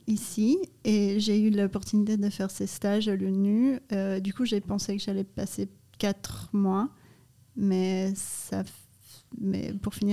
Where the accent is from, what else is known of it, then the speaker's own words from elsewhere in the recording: Canada; also born or lived in Brazil; Je suis originaire du Canada et du Brésil.